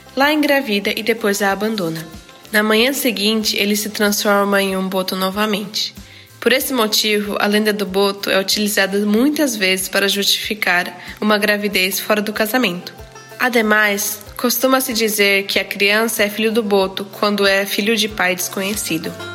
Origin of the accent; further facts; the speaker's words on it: Japan; nasci no Japão e sempre estudei em escola japonesa